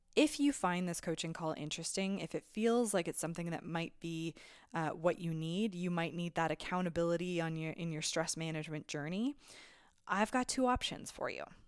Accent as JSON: {"language": "English", "region": "Alberta", "country": "Canada", "moved": "yes", "lives_now": "British Columbia, Canada", "said": "I'm originally from Alberta"}